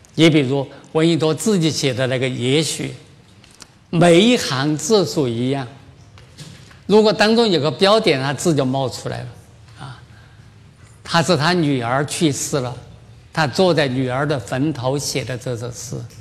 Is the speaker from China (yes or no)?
yes; China; 我们中国人